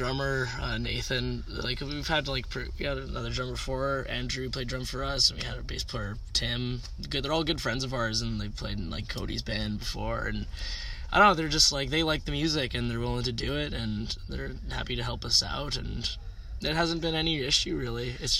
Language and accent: English; Canada; No, it's also great just being a Canadian musician.